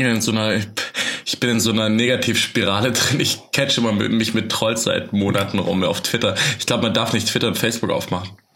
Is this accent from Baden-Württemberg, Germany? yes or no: yes; Swabia, Baden-Württemberg, Germany; moved away; Bei uns im Arbeitskreis Asyl in Almsbach im Tal, wo ich herkomme, aus dem Schwabenland